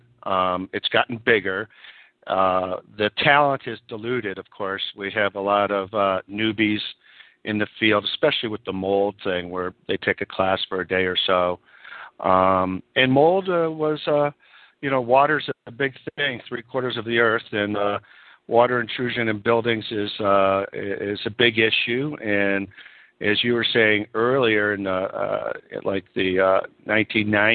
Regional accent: Buffalo, New York, United States; moved away as an adult; also born or lived in Rochester, New York / California; now in San Francisco, United States; I'm originally from Buffalo, New York

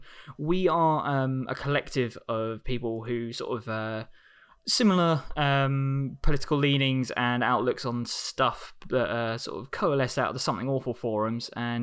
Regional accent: the south of England, United Kingdom; You can find me on Twitter at …. I'm still from the south of England

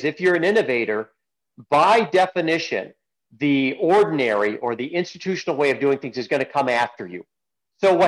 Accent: Kalamazoo, Michigan, United States; I grew up in Kalamazoo.

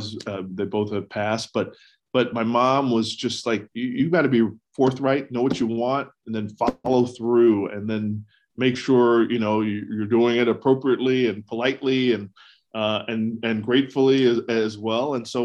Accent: the South, United States; growing up in the South and going to school in the East, I had no idea where Butler was.

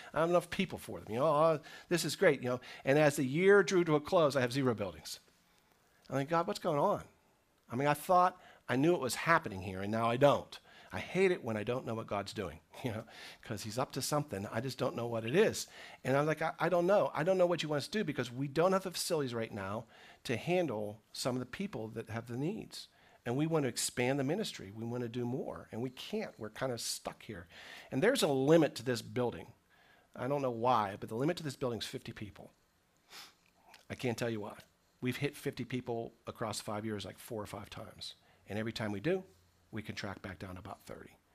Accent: United States; I'm an American Christian

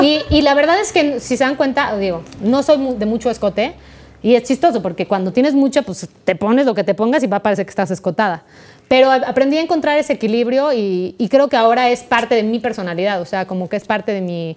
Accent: Mexico; first language Spanish

